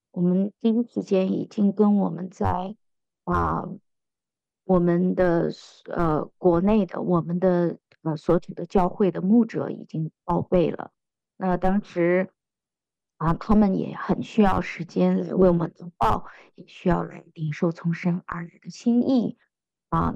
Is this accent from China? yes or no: yes; China; 我们中国人很喜欢那句话，家和万事兴